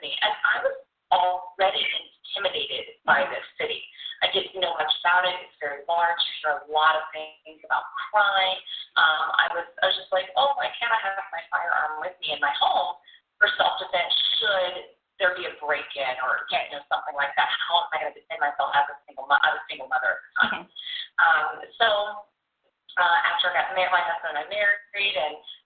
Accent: the South, United States; moved away as an adult; also born or lived in Louisiana / Texas; now in Chicago, United States; I was raised in Louisiana and Texas

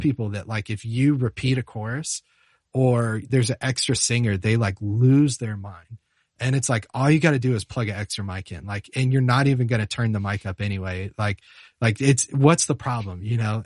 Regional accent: Charlotte, North Carolina, United States; moved away; I'm from Charlotte, North Carolina originally

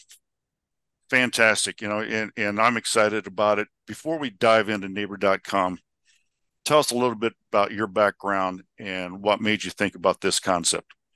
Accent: Scottsdale, Arizona, United States; my hometown of Scottsdale

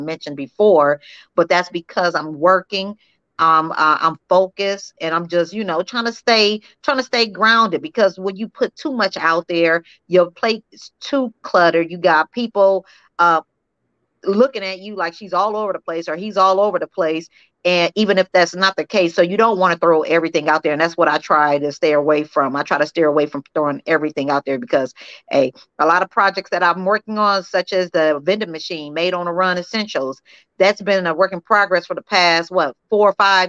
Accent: Peoria, Illinois, United States; moved away as an adult; now in Las Vegas, United States; Peoria, Illinois, my hometown

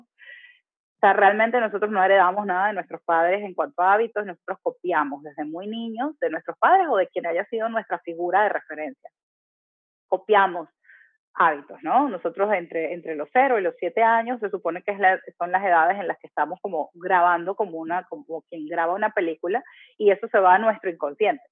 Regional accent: Venezuela; moved away as an adult; now in Panama; me mudé de mi país de origen, a, ah, de Venezuela, a Panamá

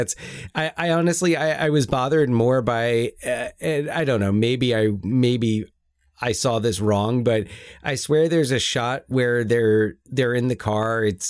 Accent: United Kingdom; I'm British.

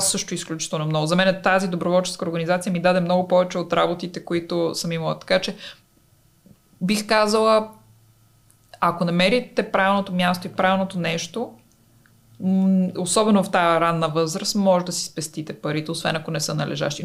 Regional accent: Bulgaria; also born or lived in Italy; аз винаги знаех, че ще се върна в България, защото тук си си вкъщи

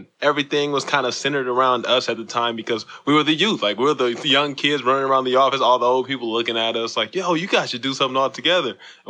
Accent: Pasadena, California, United States; I'm from Pasadena.

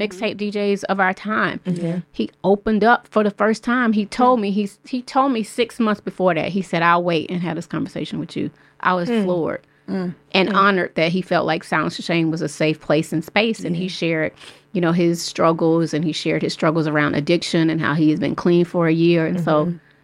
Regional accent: Atlanta, Georgia, United States; my best friend who I grew up with in Southwest Atlanta since middle school

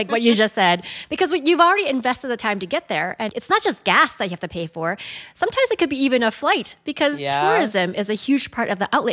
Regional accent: Edmonton, Alberta, Canada; growing up in Edmonton

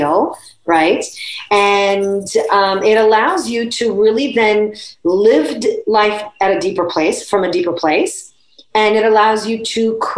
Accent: Italy; moved away; I grew up in Italy

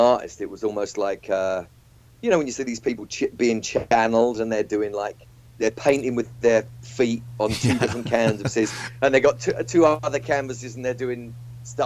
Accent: Walthamstow, London, United Kingdom; I grew up in Walthamstow

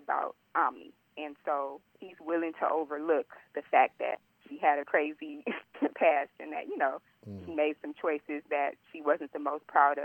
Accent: Los Angeles, California, United States; born and raised in Los Angeles, California.

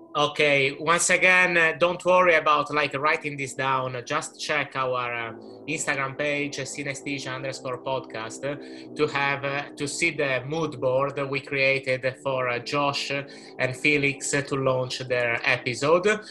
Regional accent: Sardinia, Italy; I am from Sardinia, um, which is a beautiful island, Italian island in the middle of the Mediterranean Sea

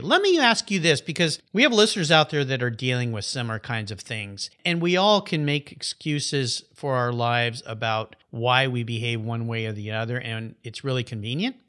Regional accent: La Jolla, California, United States; We grew up together in La Jolla, California

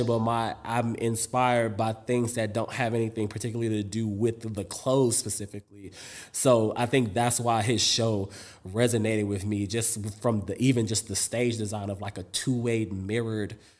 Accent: New York City, New York, United States; also born or lived in Europe; I'm from Harlem. So it's like I have both like this European upbringing and I have this hood upbringing

